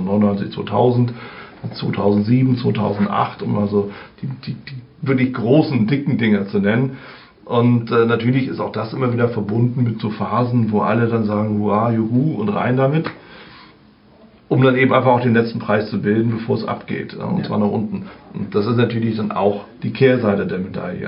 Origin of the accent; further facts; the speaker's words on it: Germany; bei uns in Deutschland